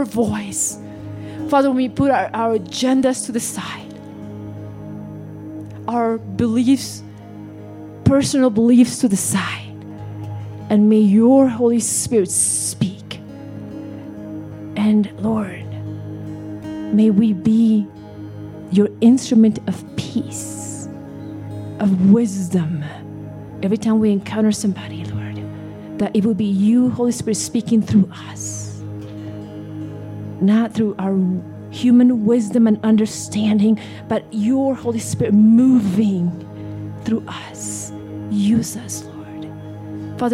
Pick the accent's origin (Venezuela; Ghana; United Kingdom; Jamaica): Venezuela; now in United States; I remember what it was like as a kid in Venezuela. I grew up there.